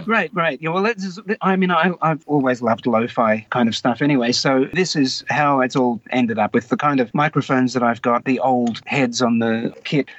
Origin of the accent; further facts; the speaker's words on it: Wagga Wagga, New South Wales, Australia; I grew up in Wagga Wagga, and my family were not really from Wagga. They were all from Sydney.